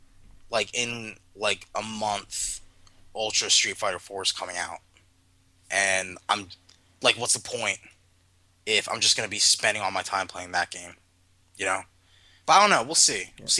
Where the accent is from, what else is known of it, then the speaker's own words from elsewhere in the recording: United States; I'm American.